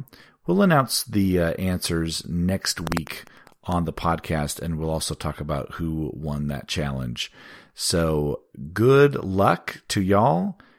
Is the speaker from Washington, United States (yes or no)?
yes; Washington, United States; We've got 5 songs from my home state of Washington.